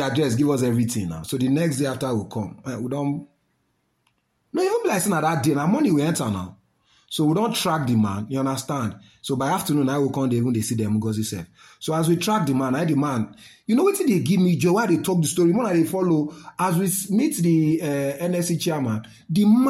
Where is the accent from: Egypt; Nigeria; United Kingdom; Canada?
Nigeria; as Nigerian Africans